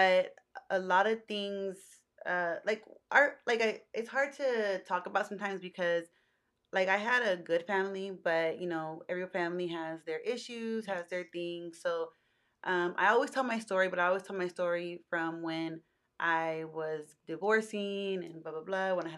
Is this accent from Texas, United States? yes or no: yes; Austin, Texas, United States; I was born actually in Austin with my mom